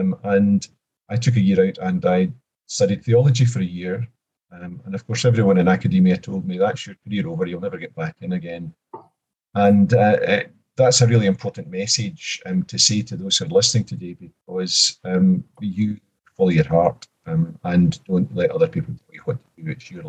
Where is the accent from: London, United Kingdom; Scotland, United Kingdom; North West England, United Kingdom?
Scotland, United Kingdom; Kilmarnock; also born or lived in Glasgow; I grew up in Kilmarnock in a council house